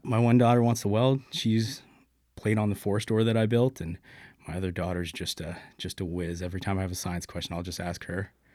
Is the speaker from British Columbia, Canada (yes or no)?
no; Brampton, Ontario, Canada; born and raised in Brampton. Pretty much did everything there growing up